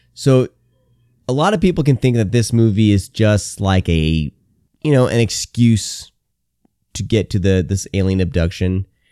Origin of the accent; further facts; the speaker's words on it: Garner, Iowa, United States; also born or lived in Bay Area, California; I grew up in Garner, Iowa, uh, is where I, when I was ten, was relocated to from the Bay Area, California.